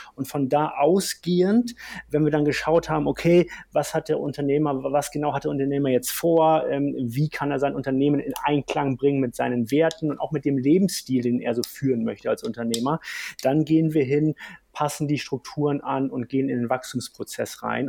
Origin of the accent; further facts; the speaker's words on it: Hamburg, Germany; now in Bavaria, Germany; Ich komme aus Hamburg vom flachen Land